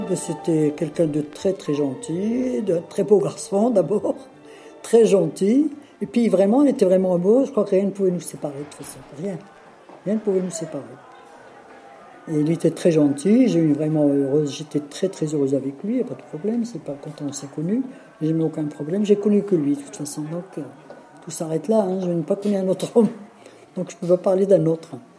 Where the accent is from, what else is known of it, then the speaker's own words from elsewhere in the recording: Tiznit, Souss-Massa, Morocco; moved away as an adult; also born or lived in Agadir; je suis né à Tiznit, au Maroc, le 22 juin 1936.